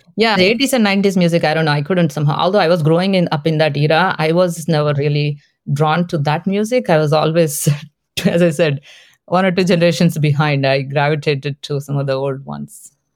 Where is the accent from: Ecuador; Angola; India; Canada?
India; Hyderabad, Telangana; first language Telugu; English is a second language; moved away; I was born in South India, in the city of Hyderabad